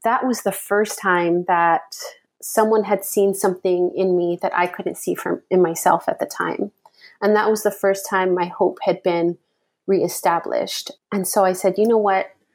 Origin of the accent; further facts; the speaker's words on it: Hawaii, United States; I'm born and raised in Hawaii